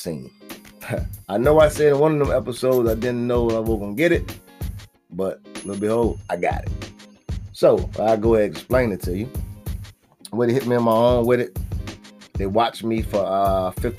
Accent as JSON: {"language": "English", "region": "Virginia", "country": "United States", "tie": "born or raised there", "said": "my home state, VA."}